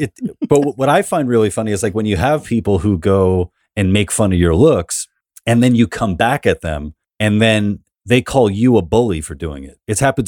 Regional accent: New York City, New York, United States; I'm from New York, man.

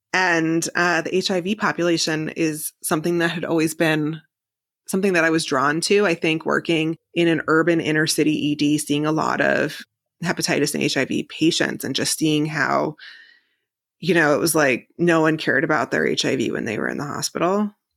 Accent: New Jersey, United States; moved away as an adult; also born or lived in Manhattan / Hoboken / Oklahoma; now in Columbus, United States; being from New Jersey my whole life and living in Manhattan

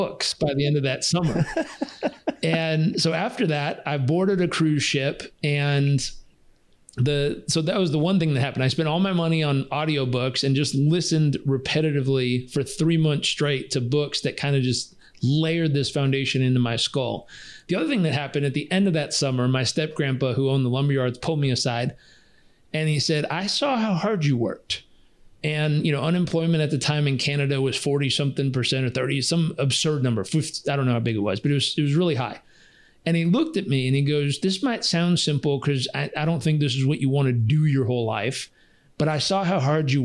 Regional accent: Southern California, United States; I was stubborn from Southern California.

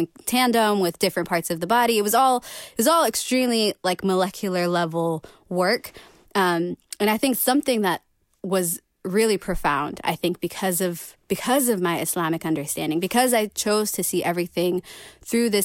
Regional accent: St. Louis, Missouri, United States; now in Rochester, United States; I'm from St. Louis. I'm from, which is like really down in Missouri. It's kind of like in the southern central part of the states. I grew up there.

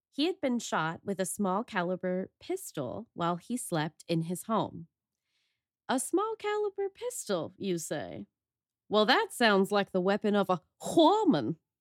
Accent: Oregon, United States; growing up in Oregon and in the Pacific Northwest in general

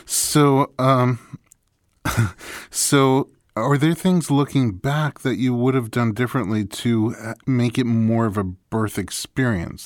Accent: New York, United States; moved away as an adult; now in California, United States; I'm from New York, where at least when I grew up there it was

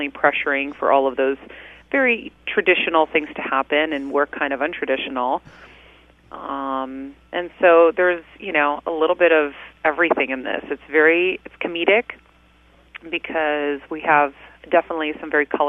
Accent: Medford, Massachusetts, United States; moved away as an adult; now in Los Angeles, United States; I grew up in Medford, Massachusetts, just a few miles north of Boston

